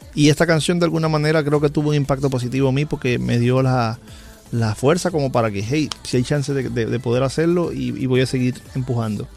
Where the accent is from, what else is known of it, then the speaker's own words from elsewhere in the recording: Holguín, Cuba; mi ciudad natal, en Holguín, Cuba